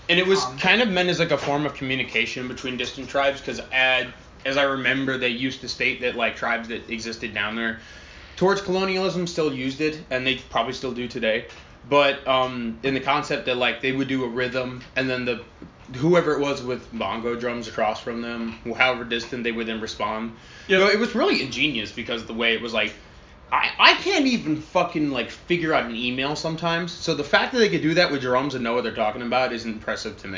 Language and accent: English; United States; We come from America